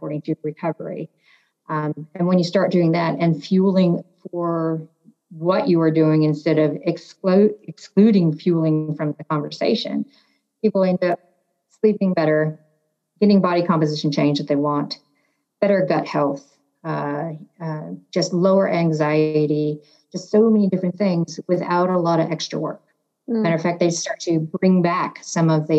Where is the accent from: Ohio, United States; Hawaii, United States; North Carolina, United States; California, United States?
California, United States; San Francisco; growing up in San Francisco